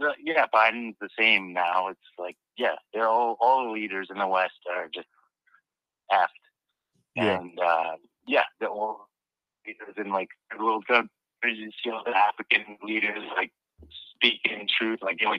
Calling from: British Columbia, Canada; I'm from Canada and British Columbia.

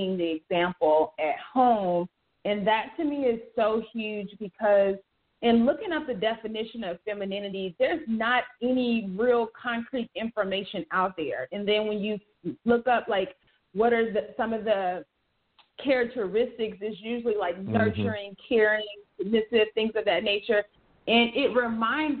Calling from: Atlanta, Georgia, United States; I'm calling from Atlanta

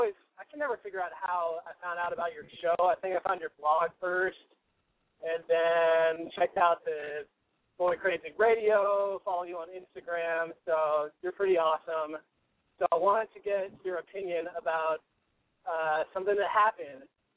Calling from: California, United States; 26. I'm up in the Bay Area.

